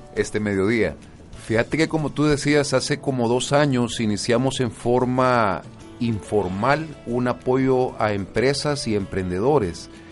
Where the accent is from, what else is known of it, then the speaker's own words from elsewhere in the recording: El Salvador; como buenos salvadoreños